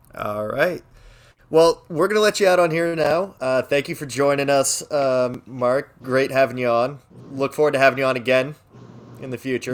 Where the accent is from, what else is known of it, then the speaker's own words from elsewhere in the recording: Canada; I'm Canadian